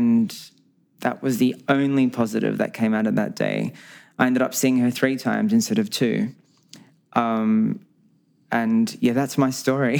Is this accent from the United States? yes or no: no; Australia; accent: Australian; also born or lived in Lisbon, Portugal; my parents migrated to Australia when I was one. So I've been in Australia my whole life